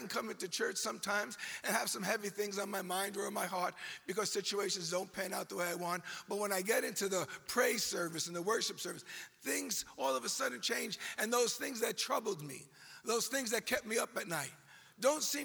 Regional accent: New York, United States; accent: New York; this is a New York accent

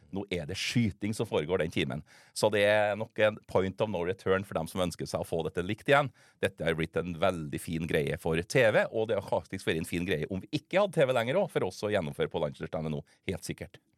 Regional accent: Steinkjer, Trøndelag, Norway; Det er jo der jeg kommer fra

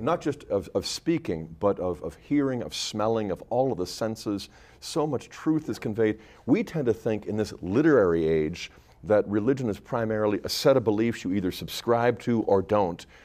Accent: United States; our our own self-identity as American Catholics

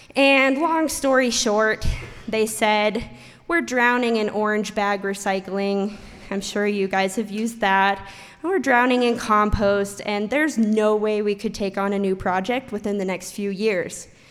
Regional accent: Idaho City, Idaho, United States; we're both from Idaho City. And Idaho City is a super small town about an hour away.

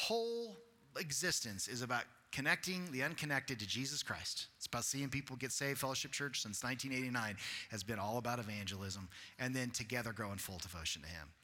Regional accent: Colorado, United States; moved away; also born or lived in Texas; I grew up in Colorado, so I as a kid, went to Grand Mesa Baptist Camp

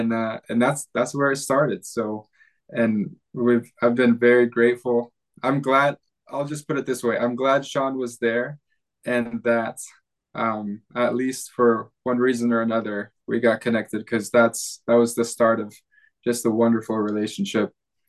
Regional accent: Sulawesi, Indonesia; I was born and raised in Indonesia, went to school mostly at international schools did some homeschool there, but on the island of Sulawesi.

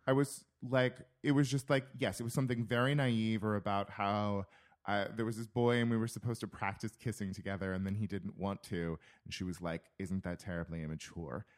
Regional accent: California, United States; moved away as an adult; also born or lived in Minnesota; my hometown, we farm nuts and we farm prunes and peaches

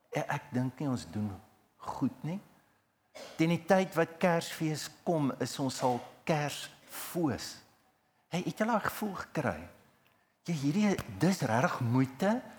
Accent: Heidelberg, South Africa; toe ek klein was, ons het groot geword in Heidelberg

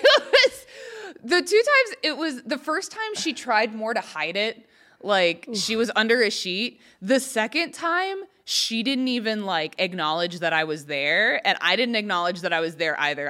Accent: Texas, United States; accent: southern; moved away as an adult; also born or lived in Arkansas; now in Los Angeles, United States; I didn't grow up in Arkansas. I grew up in Texas

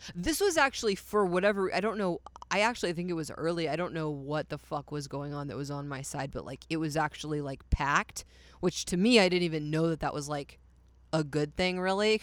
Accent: Poetry, Texas, United States; also born or lived in Dallas, Texas; I'm from Dallas, Texas, but I grew up in a town called Poetry, which is out in the middle of fucking nowhere.

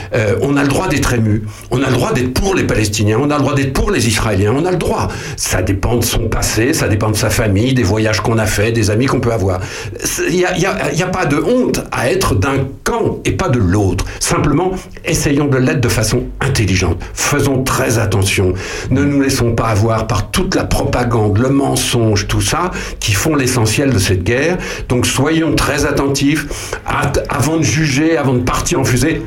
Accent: France; nous les Français

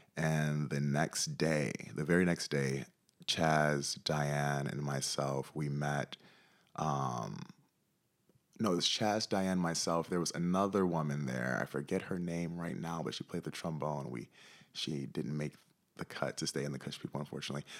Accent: Detroit, Michigan, United States; moved away as an adult; now in Ketchikan, United States; growing up in Detroit

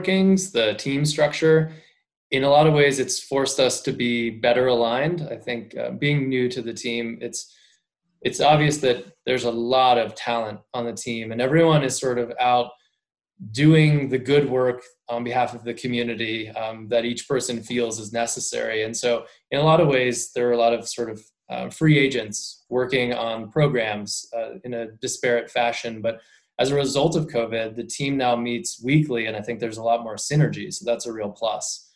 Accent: Maryland, United States; moved away; also born or lived in Colorado; So I grew up in Maryland, suburban Maryland

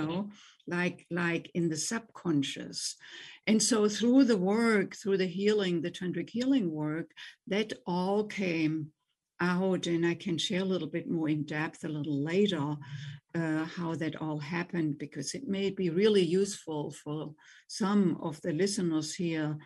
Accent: Germany; English is a second language; moved away as an adult; also born or lived in Boston, United States; now in United States; I grew up in Germany, as you already mentioned, as you probably can tell from my accent, and came to the United States in my late 20s

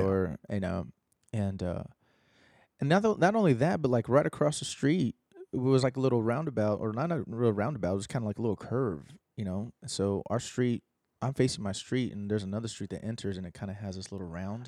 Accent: Austin, Texas, United States; I was born in Austin

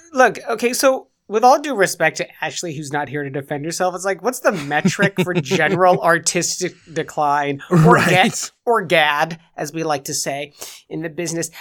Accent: England, United Kingdom; I'm English.

